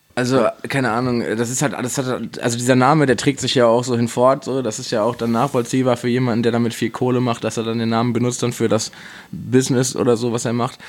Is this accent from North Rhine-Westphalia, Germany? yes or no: yes; Dortmund, North Rhine-Westphalia, Germany; Als Dortmunder